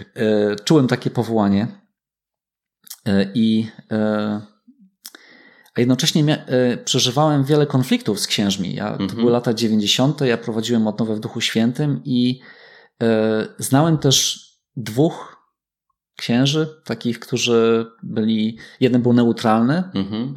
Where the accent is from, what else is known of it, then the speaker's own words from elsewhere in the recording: Myślibórz, West Pomeranian Voivodeship, Poland; Ja wychowałem się w Myśli Bożu